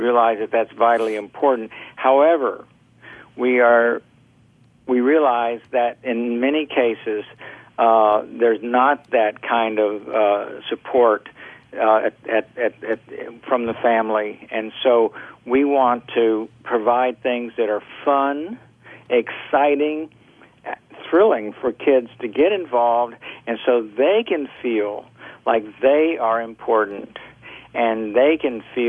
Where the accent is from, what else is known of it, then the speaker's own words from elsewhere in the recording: Orlando, Florida, United States; I grew up in Orlando.